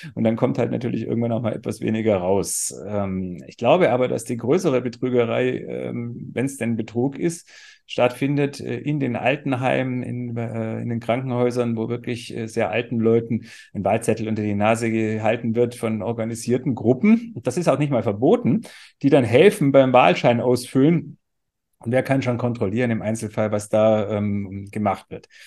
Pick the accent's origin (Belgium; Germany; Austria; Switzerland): Germany; Swabia; Ich bin Schwabe, also ich weiß, was Dialekt bedeutet